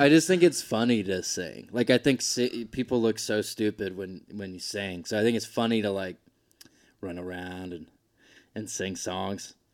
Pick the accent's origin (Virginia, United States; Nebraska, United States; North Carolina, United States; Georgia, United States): Georgia, United States; moved away as an adult; also born or lived in Boise, Idaho; I grew up in Georgia